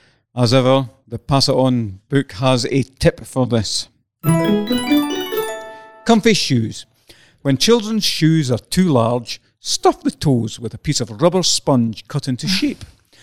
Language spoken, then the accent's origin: English; Scotland, United Kingdom; accent: Scottish; I enjoy and I relish my Scottish accent with the R's that go into it.